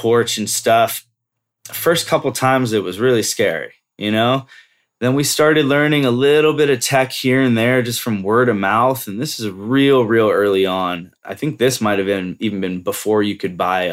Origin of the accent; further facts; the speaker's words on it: Bay Area, California, United States; moved away; also born or lived in Lake Tahoe / Colorado; I grew up here in the Bay Area. Grew up here for, half of my life, basically